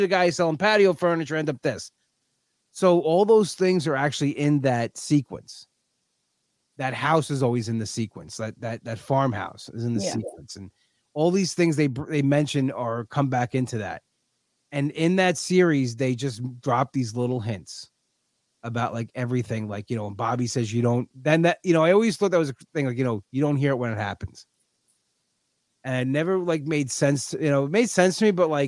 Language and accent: English; Long Island, New York, United States; I was always a Long Island guy